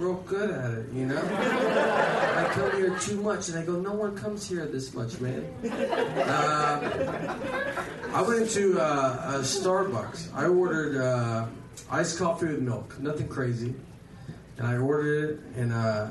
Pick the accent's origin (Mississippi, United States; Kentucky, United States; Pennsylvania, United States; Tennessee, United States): Tennessee, United States; Nashville; I moved back to Nashville. I'm from Nashville